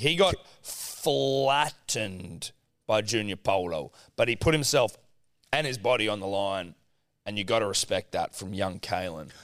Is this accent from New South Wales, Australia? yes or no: yes; New South Wales, Australia; a couple of young, young New South Wales bucks